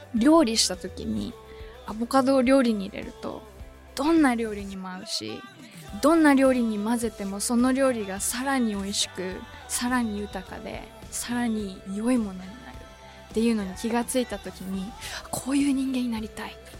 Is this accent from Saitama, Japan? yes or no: no; suburbs of Tokyo, Japan; 東京の郊外に生まれ育ったんですけども